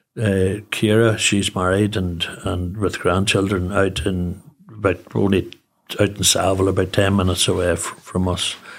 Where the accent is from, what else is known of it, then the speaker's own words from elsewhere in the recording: Newry, Northern Ireland, United Kingdom; also born or lived in Belfast; I'm from Newry, obviously born and bred.